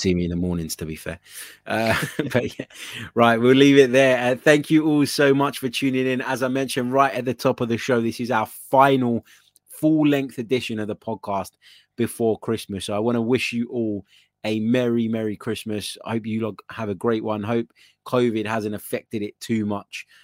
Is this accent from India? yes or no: no; Cyprus; we're both from Cyprus